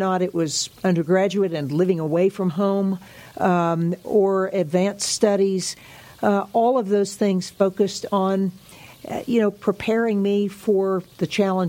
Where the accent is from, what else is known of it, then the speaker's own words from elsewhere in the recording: Oklahoma City, Oklahoma, United States; also born or lived in Albuquerque, United States / Casper, United States; But I grew up in Oklahoma City, Albuquerque, New Mexico, and then Casper, Wyoming.